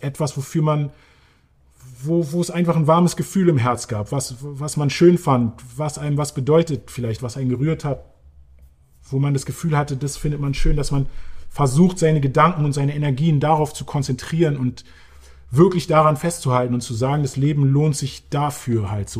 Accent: Berlin, Germany; Berlin, ja, das ist die Stadt, in der ich aufgewachsen bin

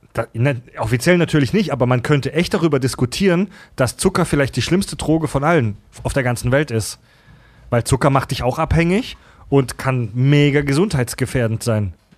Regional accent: Kieselbronn, Baden-Württemberg, Germany; in meiner Kindheit im Kindergarten und in der Grundschule in Kieselbronn

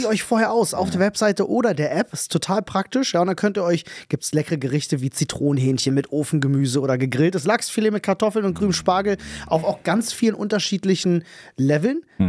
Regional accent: Germany; als Deutscher

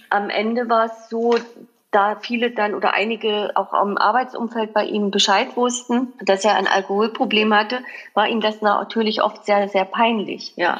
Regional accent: East Germany, Germany; wir sind halt in der DDR groß geworden

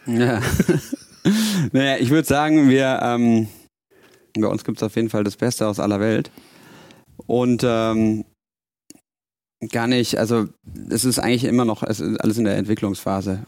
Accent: Bavaria, Germany; moved away as an adult; now in Hamburg, Germany; ich bin zwar in Bayern geboren und aufgewachsen, aber meine Mama ist aus Hessen, von dem her Haben wir nie so bayerisch daheim gesprochen

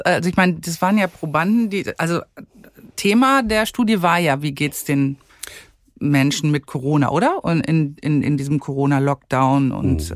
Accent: Germany; hier bei uns in Deutschland

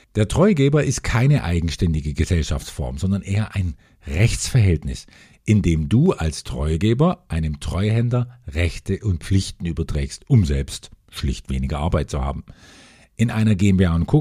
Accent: Germany; bei uns in Deutschland

